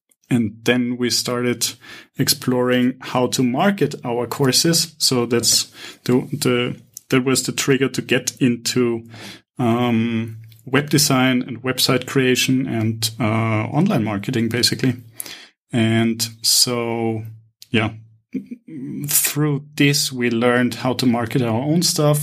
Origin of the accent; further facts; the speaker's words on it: Vienna, Austria; moved away as an adult; now in Cyprus; I'm initially from Vienna.